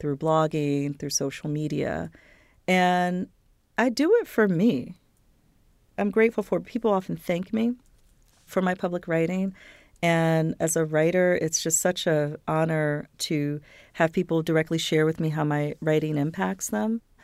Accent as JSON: {"language": "English", "town": "Philadelphia", "region": "Pennsylvania", "country": "United States", "tie": "born or raised there", "also_born_or_lived": "Tennessee", "said": "I'm from Tennessee originally, but grew up in the suburbs of Philadelphia"}